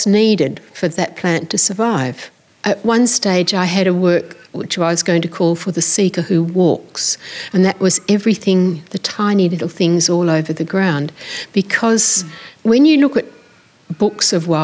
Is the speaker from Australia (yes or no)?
yes; Kalgoorlie, Western Australia, Australia; now in Perth, Australia; I grew up in Kalgoorlie or Fimiston on the Golden Mile